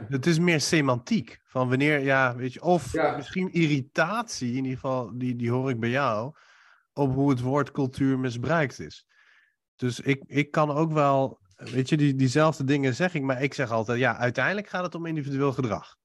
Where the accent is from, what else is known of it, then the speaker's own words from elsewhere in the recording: Iran; now in Netherlands; ik kom oorspronkelijk uit Iran